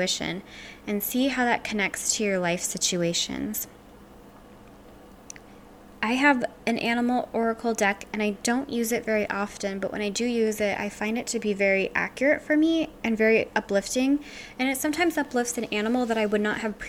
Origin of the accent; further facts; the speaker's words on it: Louisiana, United States; I'm from Louisiana